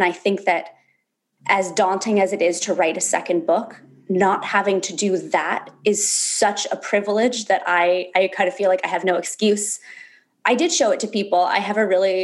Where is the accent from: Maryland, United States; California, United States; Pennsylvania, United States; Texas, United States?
California, United States; Berkeley; also born or lived in Alaska; I was born in Berkeley, California. I spent a lot of my teenage years going back and forth between California and Alaska, where my dad moved when I was like 11.